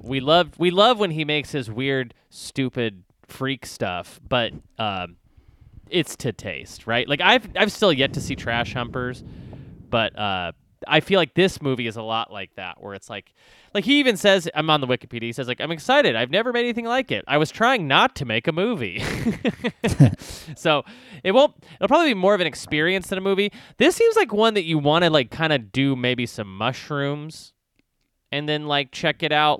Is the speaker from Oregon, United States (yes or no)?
no; Texas, United States; I grew up in Texas